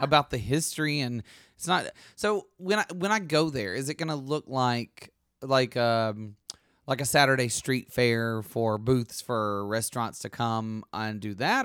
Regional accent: Alabama, United States; I'm from Alabama

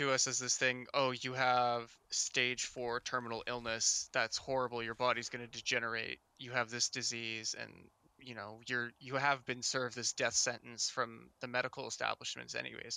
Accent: Canada; I live in Canada

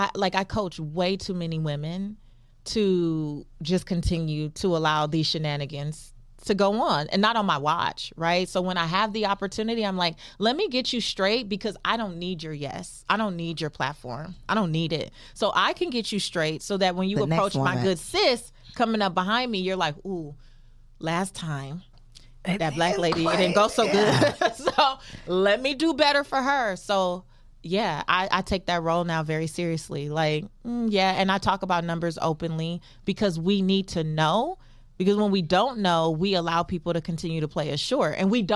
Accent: Los Angeles, California, United States; I'm still from South Central Los Angeles.

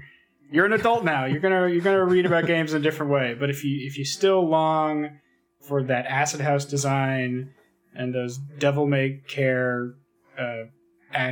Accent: Canada; I'm Canadian

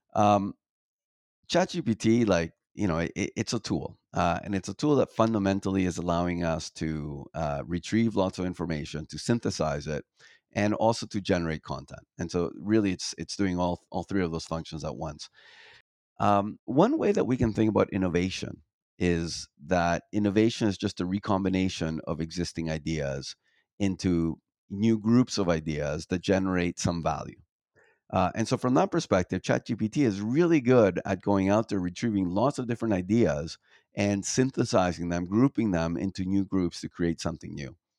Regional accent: Toronto, Ontario, Canada; moved away as an adult; I grew up in Toronto

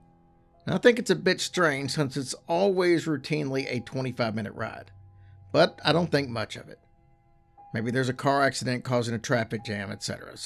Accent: Boston, Massachusetts, United States; I'm from the Boston area, so about 2 hours away.

